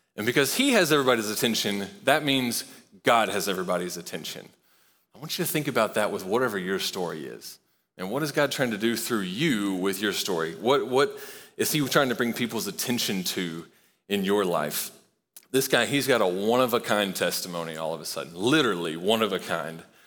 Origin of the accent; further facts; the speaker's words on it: Knoxville, Tennessee, United States; I grew up in Knoxville